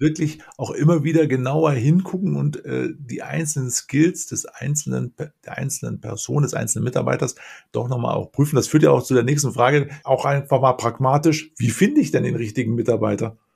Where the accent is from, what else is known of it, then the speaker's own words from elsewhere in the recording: Lower Rhine, Germany; Ich bin auch ein Rheinländer, komme allerdings aus vom mhm. Niederrhein